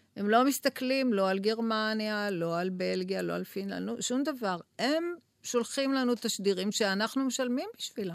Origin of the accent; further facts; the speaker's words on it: Tel Aviv, Tel Aviv District, Israel; אני המגוחכת מתל אביב